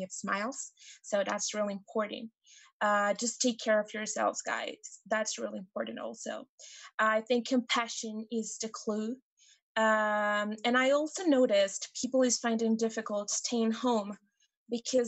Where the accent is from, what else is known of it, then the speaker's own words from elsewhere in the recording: Mexico; I'm from Mexico